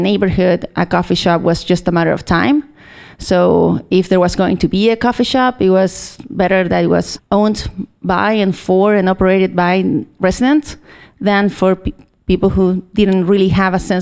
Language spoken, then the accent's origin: English; Chile; moved away as an adult; now in Seattle, United States; I am from Chile, little southern.